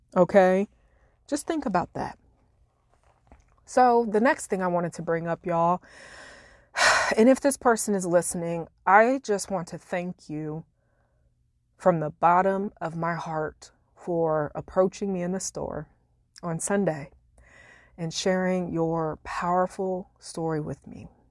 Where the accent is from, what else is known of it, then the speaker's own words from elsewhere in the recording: Illinois, United States; moved away; my hometown in Illinois